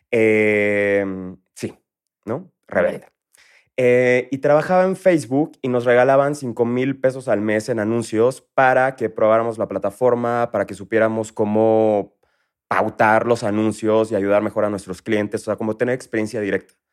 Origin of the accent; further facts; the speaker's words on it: Villahermosa, Tabasco, Mexico; accent: chilango; also born or lived in Mexico City; Tengo acento chilango porque se me pega mucho el acento del lugar en el que viví.